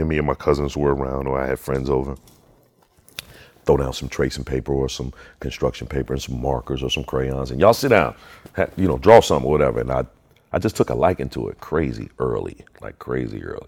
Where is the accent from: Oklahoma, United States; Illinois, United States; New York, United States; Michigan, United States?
Illinois, United States; Chicago; now in California, United States; Chicagoans, if you know anything about Chicagoans, we got pride about our city